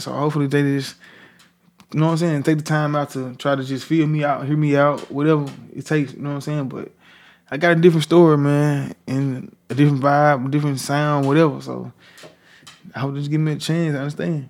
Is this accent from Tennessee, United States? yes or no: yes; Memphis, Tennessee, United States; I'm from Parkway Village